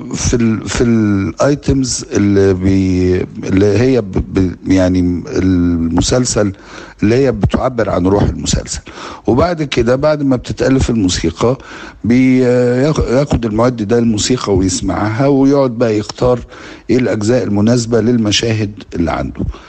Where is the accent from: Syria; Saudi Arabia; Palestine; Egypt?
Egypt; علينا كمصريين وكعرب